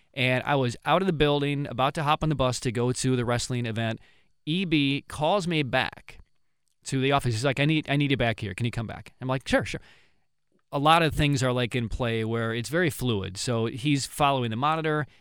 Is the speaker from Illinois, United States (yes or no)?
yes; Pontiac, Illinois, United States; moved away; my hometown